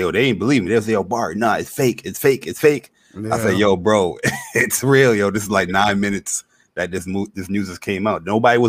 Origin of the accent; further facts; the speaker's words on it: New York City, New York, United States; I'm from the Bronx. I live like probably like 20 minutes from … and like ….